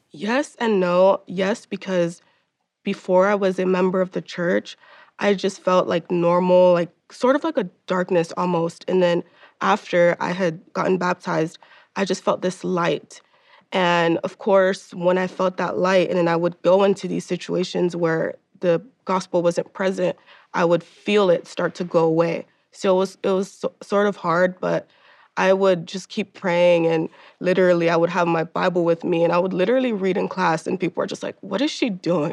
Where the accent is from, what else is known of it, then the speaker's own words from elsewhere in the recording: Miami, Florida, United States; moved away; I am from the East Coast. I'm from Miami, Florida. So, being that I was in a school with 2,000 kids